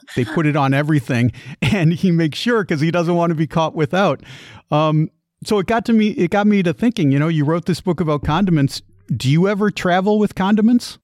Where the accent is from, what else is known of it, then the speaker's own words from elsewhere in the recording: Midwest, United States; I grew up in the Midwest